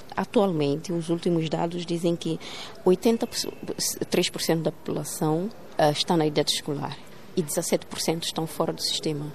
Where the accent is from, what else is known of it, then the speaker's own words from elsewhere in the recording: São Tomé & Príncipe; português não é a nossa língua materna, mas, no entanto, ela continua a ser ensinada como se de uma língua materna se tratasse